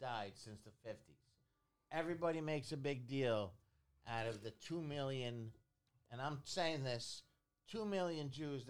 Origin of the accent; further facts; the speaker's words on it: Iran; I'm from Iran.